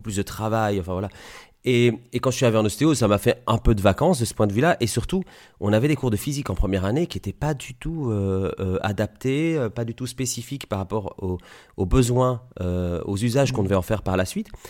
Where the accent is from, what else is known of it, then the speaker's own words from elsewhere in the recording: Liège, Wallonia, Belgium; moved away as an adult; also born or lived in Italy / Granville, Normandy; now in Coutances, France; je suis né en Italie, c'est pour ça que j'ai un nom italien. Et j'ai grandi en Belgique. Et en Belgique, j'ai fait des études d'ingénieur, ce qu'on appelle ingénieur industriel, à Liège, là où j'habitais